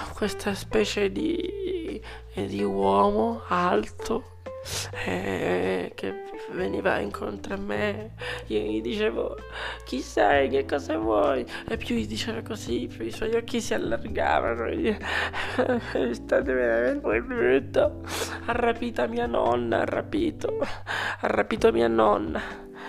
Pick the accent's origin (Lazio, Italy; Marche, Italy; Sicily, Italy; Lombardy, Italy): Lazio, Italy; Rome; vengo da Roma